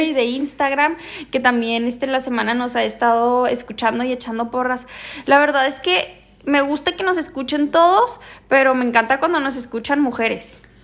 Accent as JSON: {"language": "Spanish", "town": "Ciudad Juárez", "region": "Chihuahua", "country": "Mexico", "said": "nosotras somos de Juárez"}